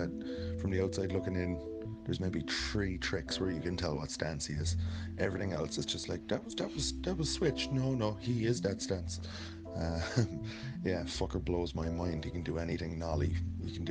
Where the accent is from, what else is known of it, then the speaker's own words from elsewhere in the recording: Cork, Munster, Ireland; now in Galway, Ireland; I'm from Cork. Living in Galway now, though.